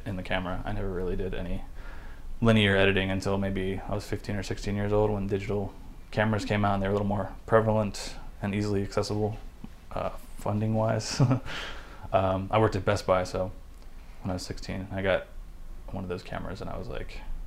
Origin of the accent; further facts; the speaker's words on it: West Chester, Ohio, United States; I grew up in the Cincinnati area